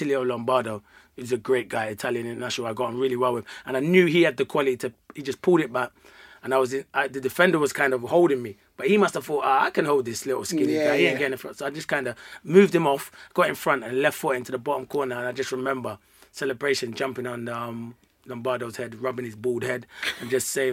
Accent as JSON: {"language": "English", "region": "London", "country": "United Kingdom", "moved": "as an adult", "said": "I'm coming from London"}